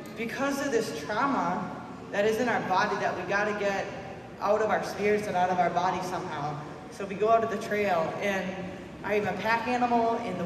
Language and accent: English; Duluth, Minnesota, United States; also born or lived in Grand Portage, Minnesota; I come from this place from Grand Portage. I'm also a descendant of Fond du Lac, but I'm hail in my hometown of Duluth